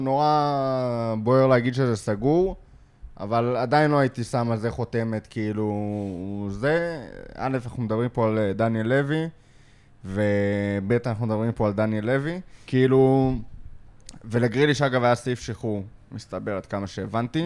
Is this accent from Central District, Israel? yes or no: yes; Lod, Central District, Israel; גדלתי בלוד